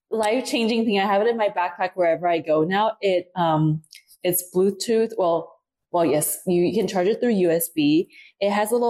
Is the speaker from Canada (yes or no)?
no; Taipei, Taiwan; also born or lived in Dominican Republic / New Zealand / Australia; Yes, I would say equal parts um, Taiwan, New Zealand, Australia. Um, the timeline goes that, I was born in Taiwan, Taipei, Taiwan. I was there until five. Um, took a stint and my parents moved to Dominican Republic for three years.